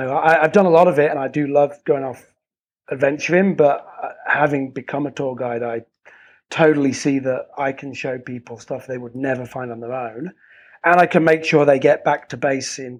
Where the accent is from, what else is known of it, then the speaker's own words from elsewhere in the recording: Hull, Yorkshire and the Humber, United Kingdom; moved away as an adult; now in Hoi An, Vietnam; I'm from the north of England, Hull City